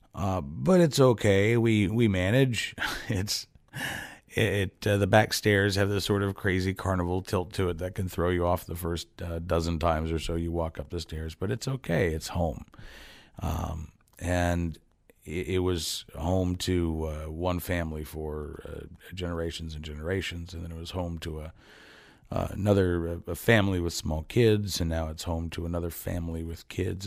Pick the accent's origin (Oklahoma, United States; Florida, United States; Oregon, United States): Oklahoma, United States; also born or lived in Northern Virginia suburbs of Washington, D.C.; now in Farmville, Virginia, United States; I grew up in Oklahoma